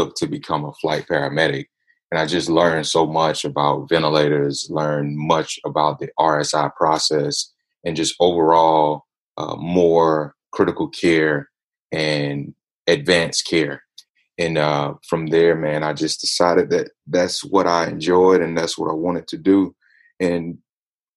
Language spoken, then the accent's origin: English; Atlanta, Georgia, United States; I'm hailing from Atlanta, Georgia, ATL in the house